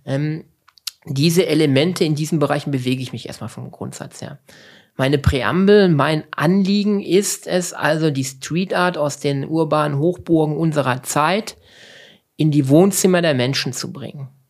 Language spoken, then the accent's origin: German; Lünen, North Rhine-Westphalia, Germany; also born or lived in Cappenberg; groß geworden, so klassisch im Ruhrgebiet, in der Nähe von Dortmund. Ähm, bin ein Dortmunder Jung, fußballtechnisch. ähm, das saugt man halt halt mit dem Muttermilch schon ein. Ähm, letztendlich ähm, ist mein genauer Geburtsort also auf der Nahtstelle zwischen Ruhrgebiet und zwischen dem Münsterland. Ich komme aus Lünen